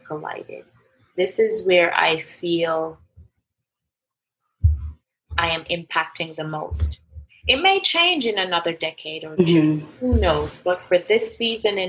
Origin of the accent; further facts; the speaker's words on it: Jamaica; I was born in Jamaica